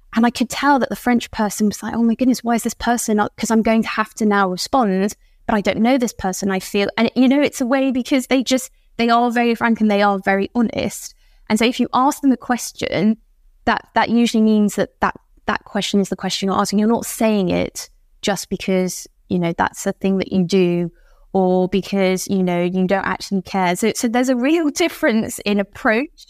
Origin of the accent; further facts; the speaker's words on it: United Kingdom; moved away as an adult; now in Paris, France; I'm, I'm still British, even though I've been in Paris for a while